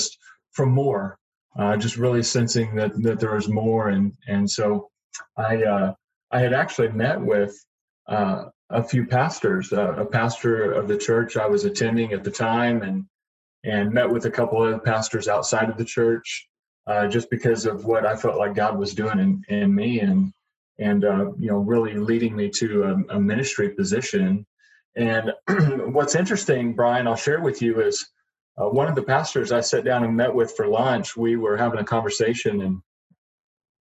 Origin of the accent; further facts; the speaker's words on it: Broken Arrow, Oklahoma, United States; also born or lived in Tulsa, Oklahoma; I grew up in Broken Arrow, was born at St. Francis Hospital here in Tulsa, lived my entire childhood here